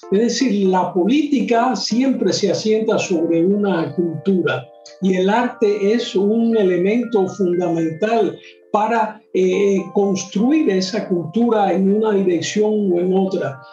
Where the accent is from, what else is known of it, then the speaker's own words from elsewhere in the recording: Cuba; en mi país, en Cuba